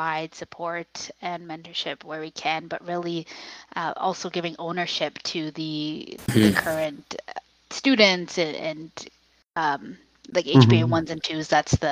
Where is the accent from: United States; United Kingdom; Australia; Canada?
Canada; Richmond Hill, Ontario; I grew up in Richmond Hill